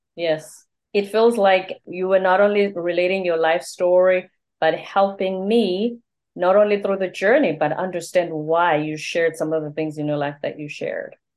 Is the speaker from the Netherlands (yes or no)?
no; South Africa; first language Zulu; English is a second language; moved away as an adult; also born or lived in South Korea; now in United States; I'm Zulu. I'm from the Zulu tribe. So Zulu is my first language.